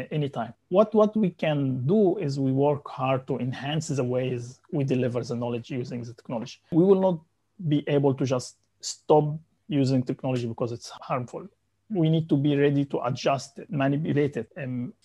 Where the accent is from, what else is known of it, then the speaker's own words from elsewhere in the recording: Egypt; moved away as an adult; also born or lived in Saudi Arabia; now in Malaysia; I'm from Egypt